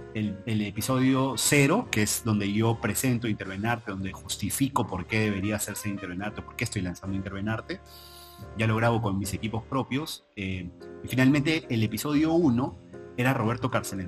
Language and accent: Spanish; Trujillo, La Libertad, Peru; now in Lima, Peru; soy de Trujillo